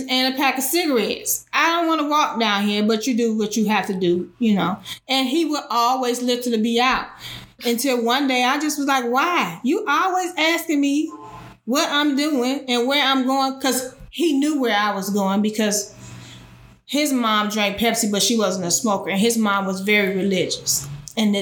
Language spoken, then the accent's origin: English; Detroit, Michigan, United States; I'm originally from Detroit, Michigan